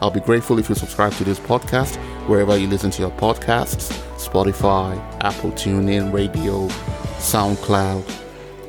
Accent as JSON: {"language": "English", "country": "Nigeria", "moved": "yes", "said": "as Nigerians living abroad"}